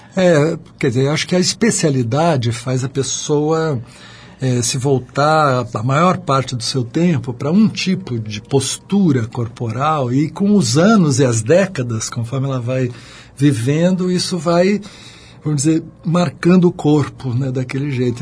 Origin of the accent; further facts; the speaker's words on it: São Vicente, São Paulo, Brazil; eu nasci em São Vicente, ali colado em Santos, e a, o meu colégio ficava na frente da praia